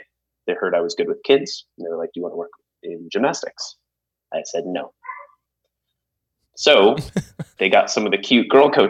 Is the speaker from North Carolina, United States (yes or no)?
no; Prescott, Arizona, United States; I'm from Prescott. It's a little small town up in the mountains. Population about 31,000, I believe, when I was in school there.